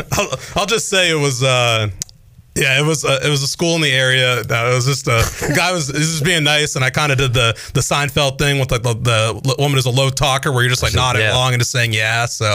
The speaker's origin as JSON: {"language": "English", "town": "Boston", "region": "Massachusetts", "country": "United States", "tie": "born or raised there", "also_born_or_lived": "Pennsylvania", "moved": "as an adult", "lives_now": "Greenville, United States", "said": "I grew up in the Boston area"}